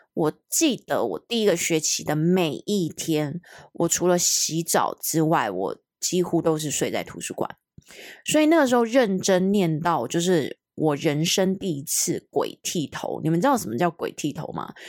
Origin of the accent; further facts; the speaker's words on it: Hong Kong; moved away; 我是一个香港人